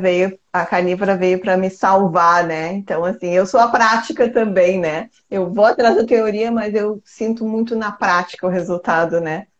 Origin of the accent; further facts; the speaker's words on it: Porto Alegre, Rio Grande do Sul, Brazil; Eu sou de Porto Alegre